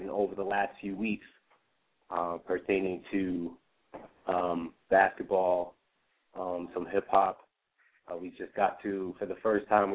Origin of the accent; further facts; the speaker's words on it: New Jersey, United States; we're all from New Jersey